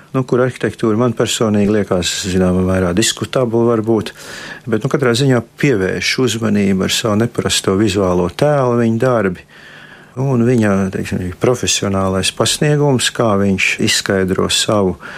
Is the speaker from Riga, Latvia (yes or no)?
yes; Riga, Latvia; es esmu dzimis Rīgā un visu mūžu dzīvojis Rīgā